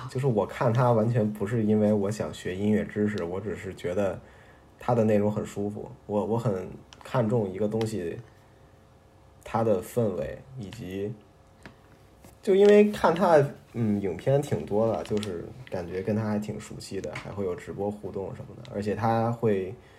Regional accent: Beijing, China; 我是北京人

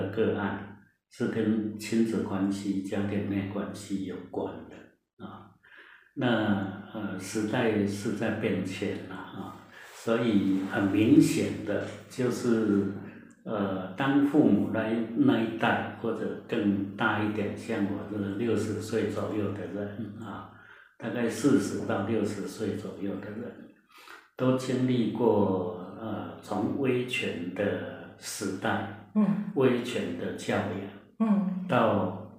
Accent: Taiwan; 我们台湾话讲

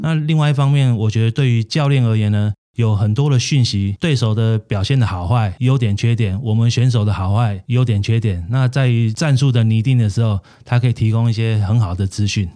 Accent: Taiwan; 我们台湾人

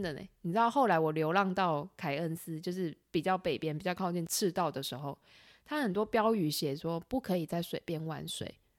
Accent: Taiwan; 只有我一个台湾人

